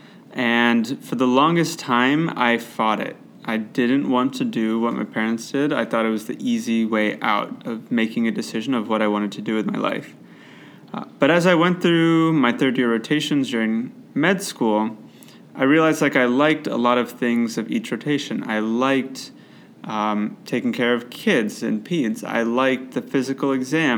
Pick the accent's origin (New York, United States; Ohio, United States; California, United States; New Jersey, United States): Ohio, United States; Cleveland; also born or lived in Chicago, Illinois / Boston, Massachusetts; I grew up in Cleveland, Ohio